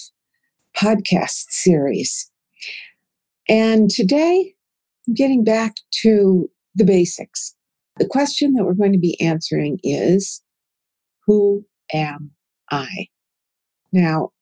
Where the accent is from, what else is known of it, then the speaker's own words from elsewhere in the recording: Minnesota, United States; now in Oklahoma, United States; I grew up in Minnesota in a Scandinavian and German culture where grandparents were formal.